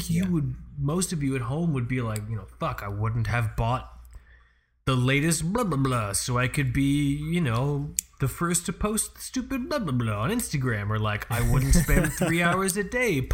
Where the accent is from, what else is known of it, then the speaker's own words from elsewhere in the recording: Florida, United States; I'm from Florida